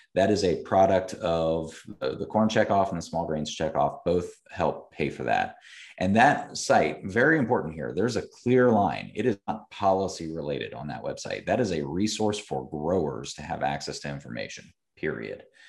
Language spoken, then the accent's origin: English; Columbus, Ohio, United States; I am from Central Ohio, uh, was born and raised here, um, did not grow up in the agriculture community, though. I grew up in the suburbs of Columbus